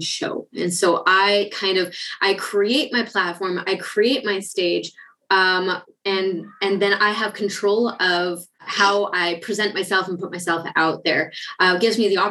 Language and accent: English; Canada; moved away as an adult; also born or lived in Ukraine; now in Germany; I'm originally Canadian